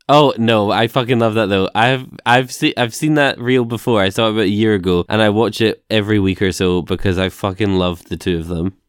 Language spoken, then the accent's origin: English; United Kingdom; We're British